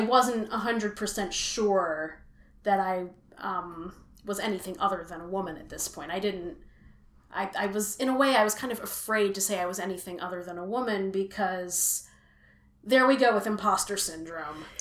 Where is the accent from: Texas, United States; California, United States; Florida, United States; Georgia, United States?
California, United States; Richmond; also born or lived in Philadelphia area, Pennsylvania; now in Philadelphia, United States; I grew up in Richmond, California, and my family moved to the Philly area um, 20 years ago